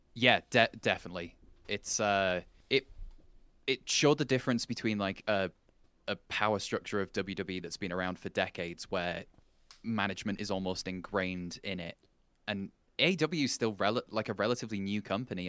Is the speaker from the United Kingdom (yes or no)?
yes; England, United Kingdom; as an Englishman